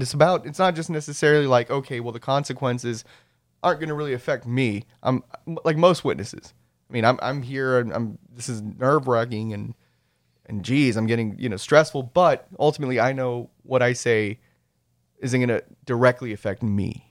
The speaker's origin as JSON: {"language": "English", "area": "Rio Grande Valley", "region": "Texas", "country": "United States", "tie": "born or raised there", "also_born_or_lived": "Saint Charles, Missouri", "said": "by virtue of where I was raised, I'm, I'm from the Rio Grande Valley"}